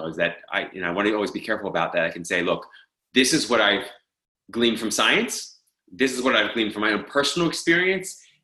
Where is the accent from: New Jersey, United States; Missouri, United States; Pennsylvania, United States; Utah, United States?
Pennsylvania, United States; Pittsburgh; moved away as an adult; also born or lived in Philadelphia / Miami / Los Angeles; I grew up in Pittsburgh.